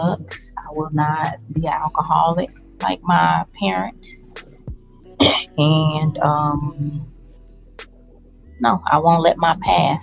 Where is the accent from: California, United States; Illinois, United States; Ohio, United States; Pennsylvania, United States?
Illinois, United States; Chicago; I grew up in Chicago, Inglewood, one of the worst ghettos known to this day